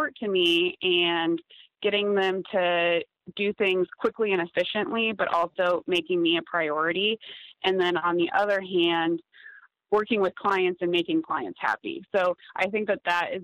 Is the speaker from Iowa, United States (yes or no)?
yes; Des Moines, Iowa, United States; moved away as an adult; also born or lived in Kansas City; I grew up in Des Moines, Iowa, which for those of you that don't know, it's kind of the middle of nowhere farmland in the U.S.